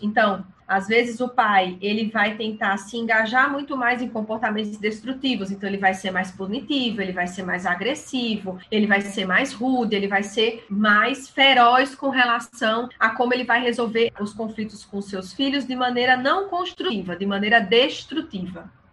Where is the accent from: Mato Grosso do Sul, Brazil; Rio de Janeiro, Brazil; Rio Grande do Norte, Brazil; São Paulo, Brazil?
São Paulo, Brazil; now in João Pessoa, Brazil; eu moro em João Pessoa, mas sou paulista